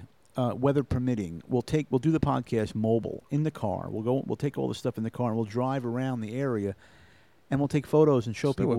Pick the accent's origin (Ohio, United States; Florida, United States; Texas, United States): Florida, United States; growing up in Florida